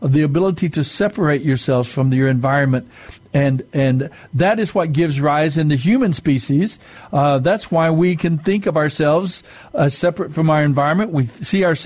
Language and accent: English; Mescalero Apache reservation, southern New Mexico, United States; I'm Native American. I'm Mescalero Apache from the reservation in southern New Mexico